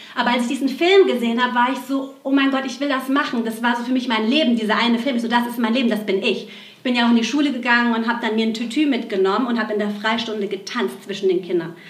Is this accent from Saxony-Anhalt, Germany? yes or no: no; Aschaffenburg, Bavaria, Germany; geboren in Aschaffenburg, in so einer ganz kleinen Ortschaft in Bayern